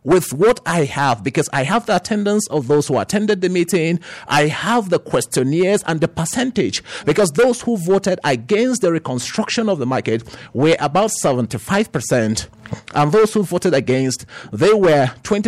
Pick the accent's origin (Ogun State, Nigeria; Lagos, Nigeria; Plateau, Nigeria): Plateau, Nigeria; Jos North; I'm from Just North local government